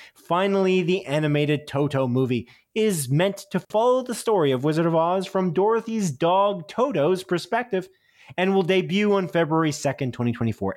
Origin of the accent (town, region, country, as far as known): Canada